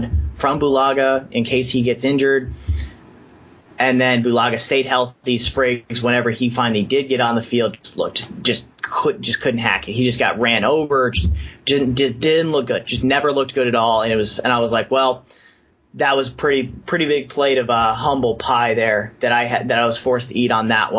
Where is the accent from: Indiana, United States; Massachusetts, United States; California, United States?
Indiana, United States; I'm from Indiana